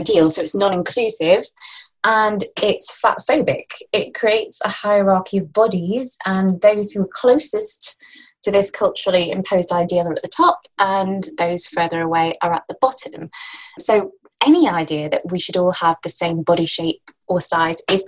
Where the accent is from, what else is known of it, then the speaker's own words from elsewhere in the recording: Lancashire, North West England, United Kingdom; I'm from Lancashire